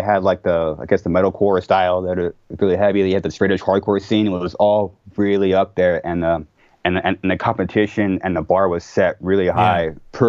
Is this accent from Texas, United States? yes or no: no; Corona, California, United States; I'm currently born, raised, still Corona.